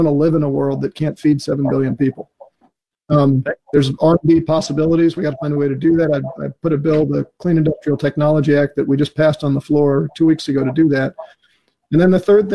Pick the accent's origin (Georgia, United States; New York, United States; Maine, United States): New York, United States; when I was growing up in New York